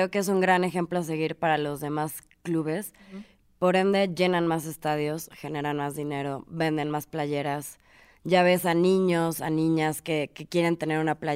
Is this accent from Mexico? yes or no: yes; Mexico; voy a hablar de México porque soy mexicana